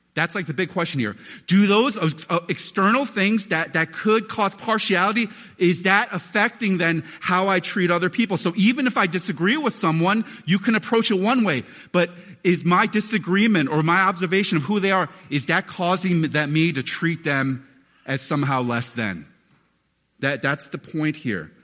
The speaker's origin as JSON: {"language": "English", "country": "United States", "tie": "born or raised there", "said": "a relatively chubby kid growing up in America"}